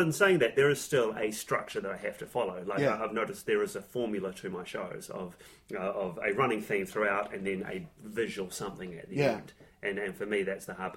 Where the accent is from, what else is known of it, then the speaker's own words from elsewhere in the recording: New Zealand; I'm from New Zealand